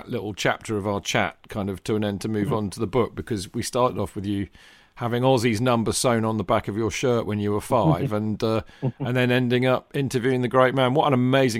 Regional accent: rural Hampshire, South East England, United Kingdom; moved away as an adult; also born or lived in London; I moved to London from the somewhat sunny climes, shall we say, of rural Hampshire in 1984 when I went to university.

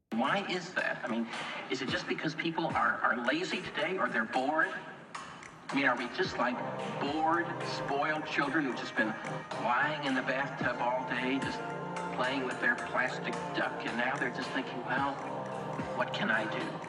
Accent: New York, United States; where are you from? And I said, New York

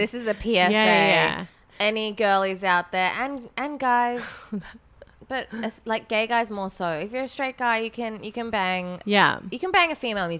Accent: Brisbane, Queensland, Australia; moved away; Brisbane can take it. It's my home.

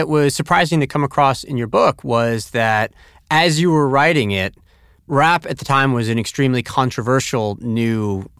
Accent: Tampa, Florida, United States; So even as a kid growing up in Tampa, Florida, I still was able to enjoy it.

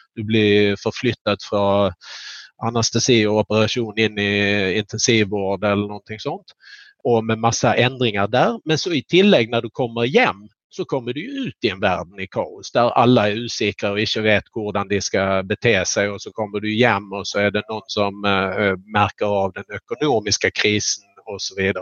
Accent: Skåne, Sweden; jag är flatlänning från Skåne.

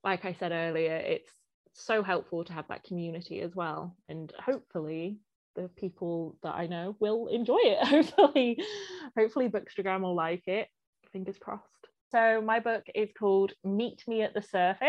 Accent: Blisland, South West England, United Kingdom; also born or lived in St Austell; I was born in St Austell, actually, in St Austell Hospital, but I grew up in Blisland, which is North Cornwall, so just on the edge of Bodmin Moor as well

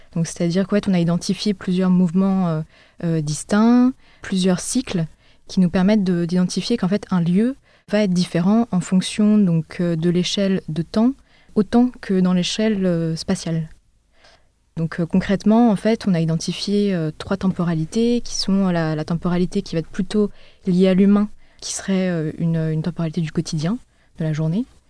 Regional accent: Paris, Île-de-France, France; also born or lived in Berlin; j'ai grandi à Paris

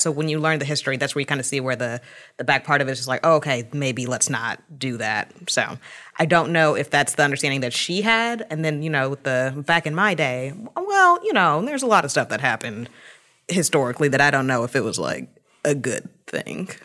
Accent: Atlanta, Georgia, United States; moved away as an adult; I am originally from Atlanta, so this cold weather is definitely something new for me

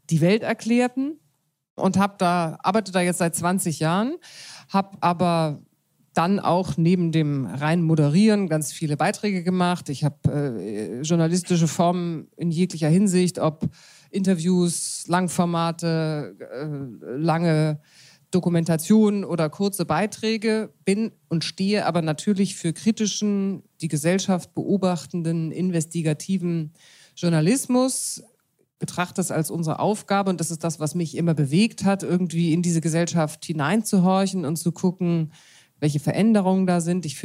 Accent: Munich, Bavaria, Germany; Ich bin, wie ich gerade feststelle, Landratte. Ich komme eigentlich aus München

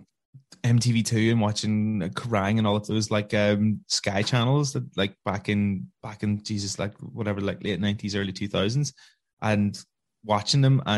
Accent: Omagh, Northern Ireland, United Kingdom; I'm from Oma, County Tyrone

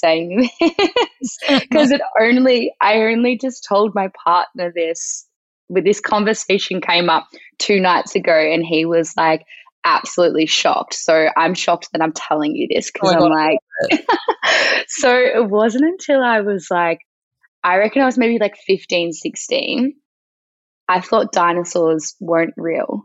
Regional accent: Melbourne, Victoria, Australia; moved away as an adult; now in Sydney, Australia; I grew up in Melbourne, down on the coast of the Mornington Peninsula, a very nice spot in Victoria.

